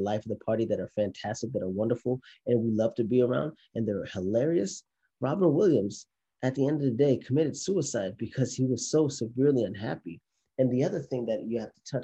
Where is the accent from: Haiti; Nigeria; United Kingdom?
Haiti; I'm from Haiti, and in the Haitian culture, or maybe even just the Caribbean culture